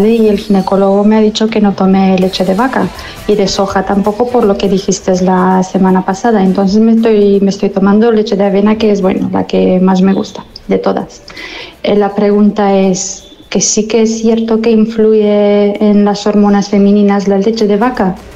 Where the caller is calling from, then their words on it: Villarreal, Valencian Community, Spain; Hola, buenos días equipo … de Villarreal.